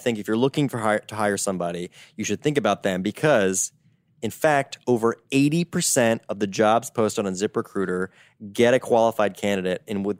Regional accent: United States; accent: American; people are like, they get excited about my American accent.

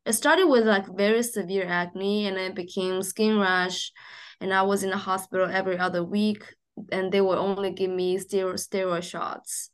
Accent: Shanghai, China; moved away; I grew up in Shanghai, um, in a very normal family

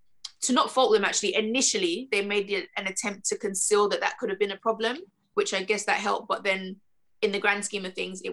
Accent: Nigeria; even just being Nigerian

